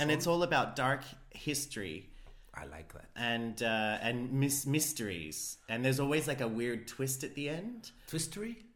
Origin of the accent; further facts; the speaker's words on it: Iceland; And I'm Icelandic.